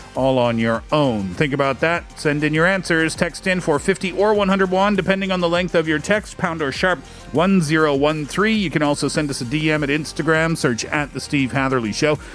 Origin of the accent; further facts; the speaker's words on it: Canada; I'm also Canadian